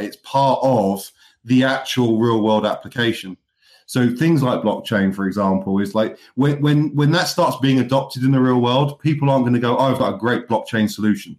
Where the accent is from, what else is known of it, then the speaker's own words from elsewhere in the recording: United Kingdom; now in Manchester, United Kingdom; I'm a Brit that also appreciates the American sports.